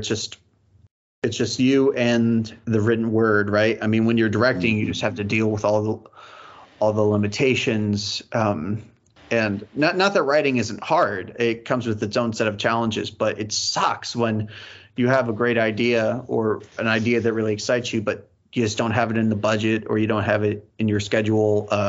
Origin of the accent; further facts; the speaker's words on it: Houston, Texas, United States; I'm from Houston